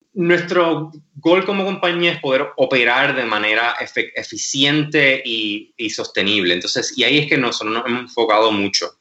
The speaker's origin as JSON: {"language": "Spanish", "town": "Mayagüez", "country": "Puerto Rico", "tie": "born or raised there", "also_born_or_lived": "Massachusetts / Wisconsin / Madrid / California", "said": "yo soy nativo de Mayagüez, eh, nacido y criado"}